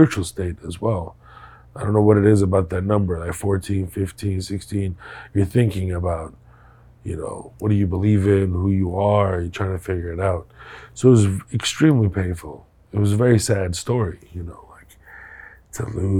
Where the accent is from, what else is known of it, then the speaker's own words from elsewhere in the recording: Houston, Texas, United States; also born or lived in Kuwait; go to Houston and then have my teenage years there